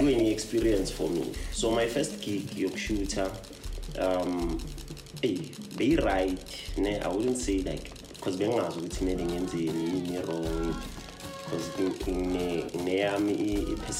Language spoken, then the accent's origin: English; Johannesburg, Gauteng, South Africa; also born or lived in Phiri, Soweto; I was born like a snake park, then I went to ePhiri